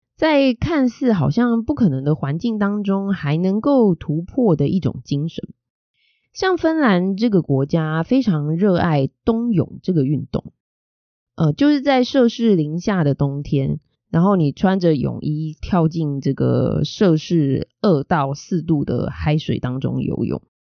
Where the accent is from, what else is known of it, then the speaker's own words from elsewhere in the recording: Taiwan; 身为台湾人